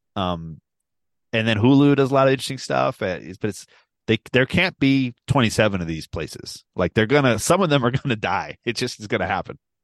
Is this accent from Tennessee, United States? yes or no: no; Baltimore, Maryland, United States; I am from Baltimore